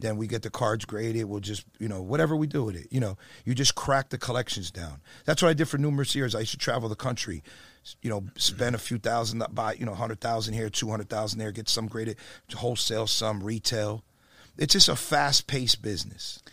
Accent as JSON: {"language": "English", "town": "Perth Amboy", "region": "New Jersey", "country": "United States", "moved": "yes", "said": "I'm from Jersey originally"}